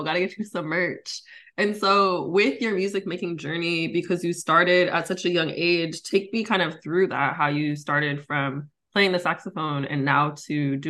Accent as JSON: {"language": "English", "town": "El Cerrito", "region": "California", "country": "United States", "said": "I myself am from El Cerrito, so not quite Richmond"}